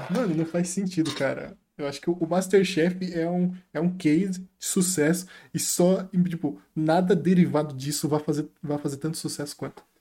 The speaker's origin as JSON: {"language": "Portuguese", "town": "Florianópolis", "region": "Santa Catarina", "country": "Brazil", "said": "Mano, sou de Floripa, você pega esses três, três meses, condensa."}